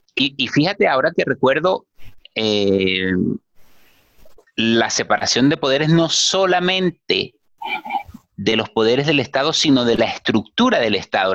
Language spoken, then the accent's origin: Spanish; Venezuela; soy venezolano